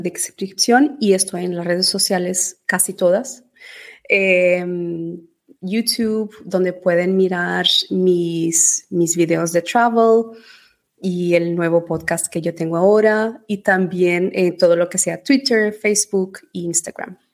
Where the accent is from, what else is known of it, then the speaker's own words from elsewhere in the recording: Portugal; moved away as an adult; also born or lived in Venezuela / Spain / Dubai; now in England, United Kingdom; Mis padres son portugueses